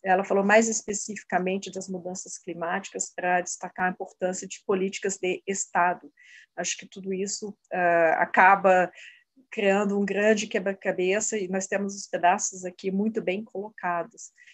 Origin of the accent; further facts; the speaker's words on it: Brazil; como brasileiros e brasileiras